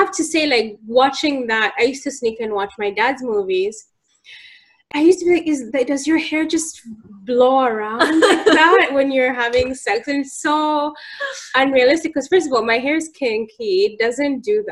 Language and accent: English; Uganda; I grew up in Uganda